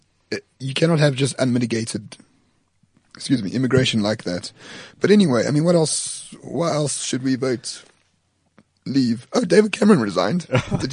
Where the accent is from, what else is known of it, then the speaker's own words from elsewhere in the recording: France; I'm not English. I'm French